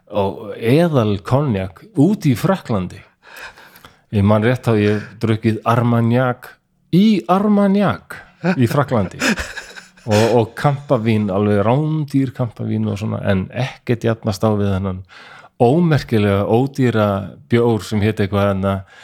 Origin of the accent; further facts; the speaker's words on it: Iceland; moved away as an adult; also born or lived in Denmark; þegar ég flutti heim frá Danmörku 2002